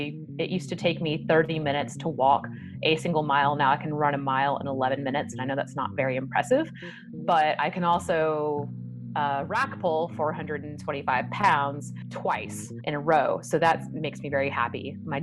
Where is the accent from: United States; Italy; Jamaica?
United States; the South; You know, I'm from the South, so biscuits with every meal. We drink a lot of sweet tea.